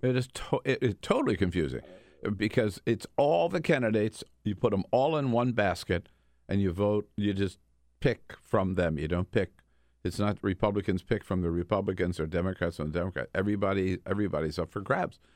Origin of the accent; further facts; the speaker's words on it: Delaware, United States; my home state of Delaware